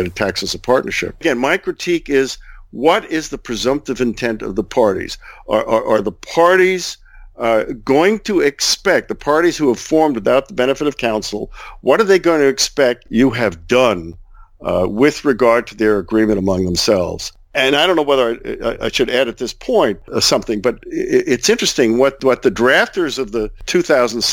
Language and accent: English; Florida, United States; my home state, Florida